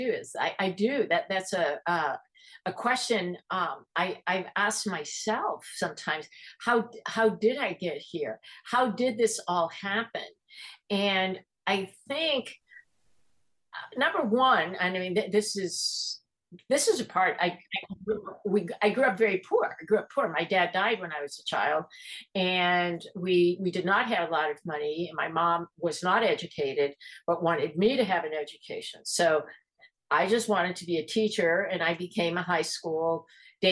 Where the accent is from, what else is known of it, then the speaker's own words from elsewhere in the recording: Chicago, Illinois, United States; moved away as an adult; now in Los Angeles, United States; I came from the Midwest. I came from Chicago